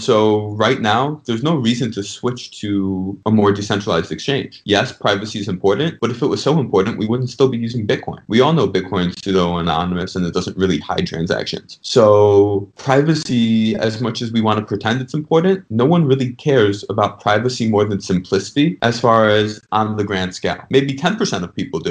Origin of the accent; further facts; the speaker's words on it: Chicago, Illinois, United States; moved away as an adult; now in Miami, United States; I grew up in Chicago. Now I'm down in Miami since law school